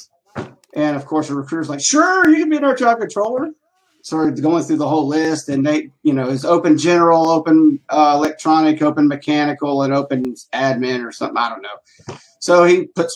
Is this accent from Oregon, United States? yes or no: no; Tucker, Georgia, United States; born and raised in Atlanta, Georgia, out in a place called Tucker, which is on the east side of Atlanta